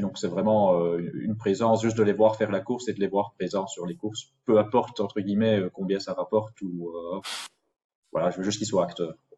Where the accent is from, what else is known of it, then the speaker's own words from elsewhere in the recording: Belgium; en tant que Belges